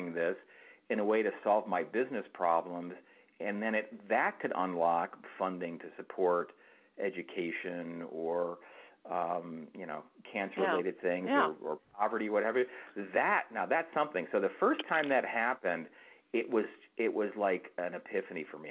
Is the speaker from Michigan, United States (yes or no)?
yes; outside of Detroit, Michigan, United States; I grew up outside of Detroit in a suburban area here